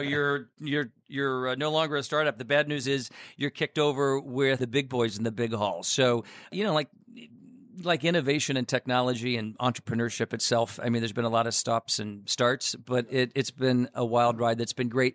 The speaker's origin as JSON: {"language": "English", "town": "Chicago", "region": "Illinois", "country": "United States"}